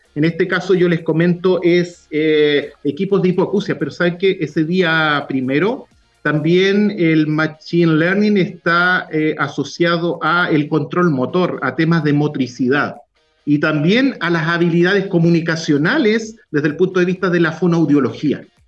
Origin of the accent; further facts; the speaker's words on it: Puerto Montt, Los Lagos, Chile; also born or lived in Valdivia / Temuco; now in Concepción, Chile; yo soy eh, originario de Puerto Montt, nací en Valdivia